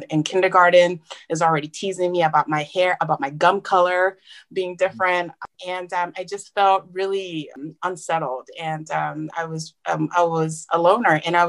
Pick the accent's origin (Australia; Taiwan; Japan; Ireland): Japan; moved away as an adult; now in United States; growing up in Japan, I knew I was different from the get-go.